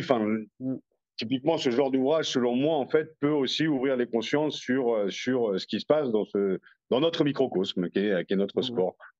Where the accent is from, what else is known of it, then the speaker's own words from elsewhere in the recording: France; on est français